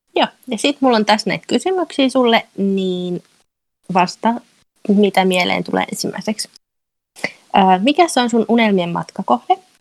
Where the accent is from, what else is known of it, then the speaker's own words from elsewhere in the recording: Turku, Southwest Finland, Finland; moved away as an adult; also born or lived in Greece / Spain; now in United Kingdom; mä oon alun perin kotoisin Turusta.